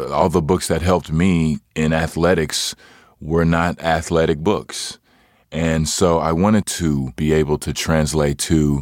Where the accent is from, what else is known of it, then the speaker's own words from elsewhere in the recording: Hutchins, Texas, United States; I am originally from Hutchins, Texas